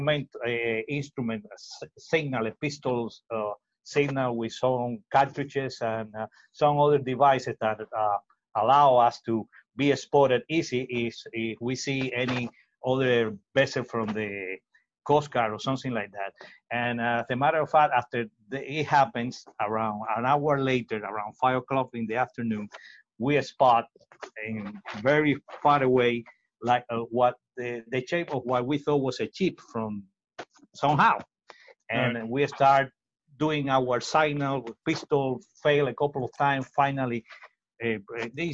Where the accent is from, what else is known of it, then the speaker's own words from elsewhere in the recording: Villa Clara, Cuba; English is a second language; moved away as an adult; also born or lived in Miami, United States; now in South Florida, United States; My father take me to one river in nearby my hometown and taught me how to row